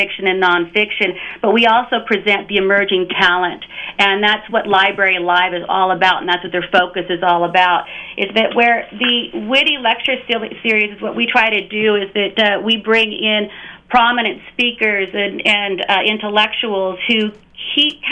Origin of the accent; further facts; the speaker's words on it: San Francisco Bay Area, California, United States; moved away as an adult; now in Newport Beach, United States; I'm from the San Francisco Bay Area